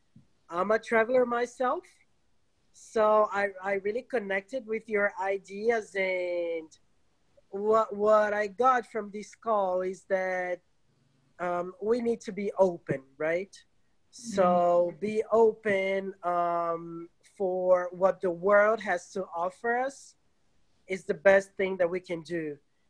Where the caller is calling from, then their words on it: Rio de Janeiro, Brazil; I'm speaking from Rio de Janeiro, Brazil.